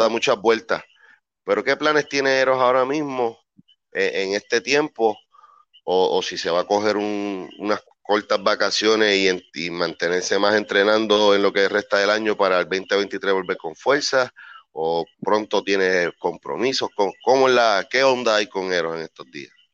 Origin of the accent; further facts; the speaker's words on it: Puerto Rico; Puerto Rico, mi tierra amada